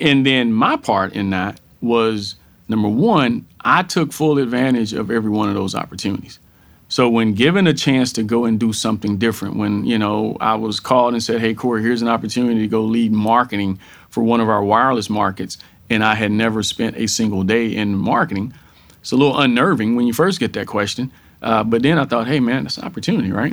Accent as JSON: {"language": "English", "region": "Texas", "country": "United States", "tie": "born or raised there", "said": "born and raised in Texas. So I am a Texan through and through"}